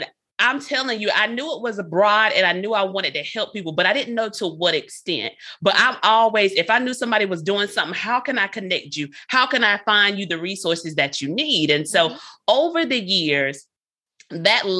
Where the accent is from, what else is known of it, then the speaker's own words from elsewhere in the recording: Lumberton, North Carolina, United States; moved away as an adult; also born or lived in Fayetteville, North Carolina; I'm from North Carolina, Lumberton, North Carolina is where I'm from, born and raised